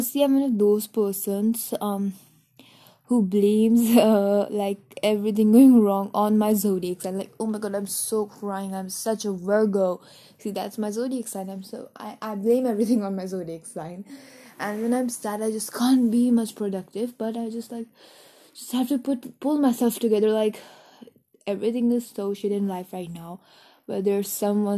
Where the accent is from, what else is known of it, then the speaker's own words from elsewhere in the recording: New Delhi, Delhi, India; I'm from India's capital state, Delhi, New Delhi